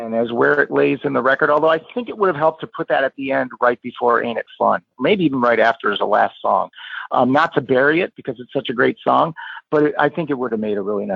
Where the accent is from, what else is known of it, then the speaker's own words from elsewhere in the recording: Cleveland, Ohio, United States; growing up in Cleveland